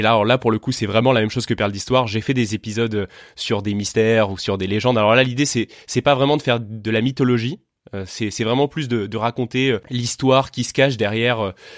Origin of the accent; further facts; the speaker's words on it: Tours, Centre-Val de Loire, France; also born or lived in Paris; now in Vendée, France; je suis né à Tours.